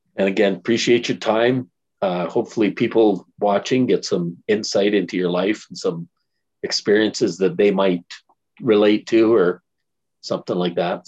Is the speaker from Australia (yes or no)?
no; Alberta, Canada; I'm from Alberta